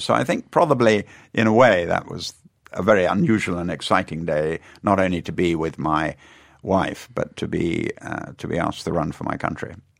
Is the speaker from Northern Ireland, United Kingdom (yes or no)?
no; Weston-super-Mare, South West England, United Kingdom; In the Western Supermare in Somerset. I'm a West Country boy. That's where I come from